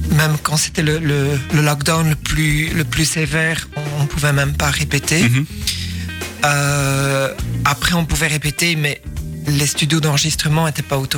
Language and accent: French; Ronse, Flanders, Belgium